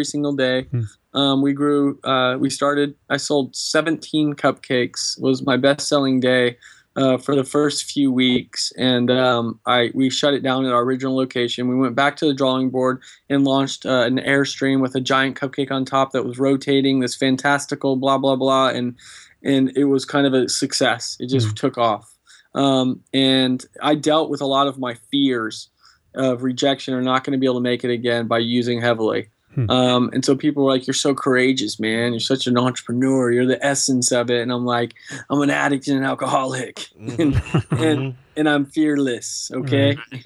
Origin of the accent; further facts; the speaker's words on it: Austin, Texas, United States; I grew up in Austin, Texas